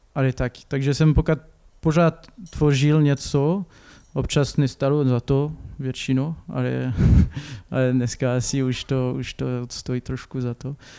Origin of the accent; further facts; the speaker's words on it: Clermont-Ferrand, Auvergne-Rhône-Alpes, France; Czech is a second language; moved away as an adult; also born or lived in Lyon / Paris; now in Šternberk, Czech Republic; pocházím z Francii, uh, to je, pocházím z město, z město, který se jmenuje Clermont-Ferrand